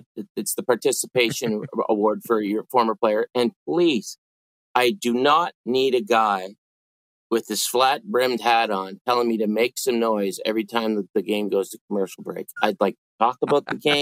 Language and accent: English; Pictou, Nova Scotia, Canada; I grew up in the Hector Arena, which was also the home of the Pictou North Colchester exhibition